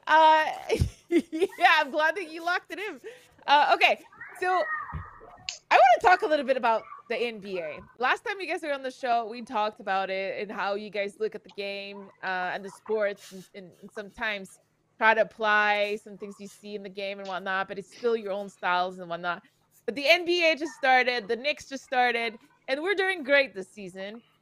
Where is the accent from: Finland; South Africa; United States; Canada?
Canada; moved away; I'm from Canada. I'm from the north